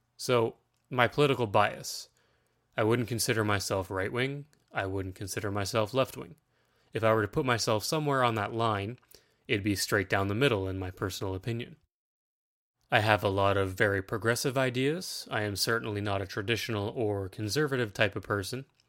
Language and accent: English; Ontario, Canada; I'm a nineties kid that lives in Ontario, Canada. Yes, I am Canadian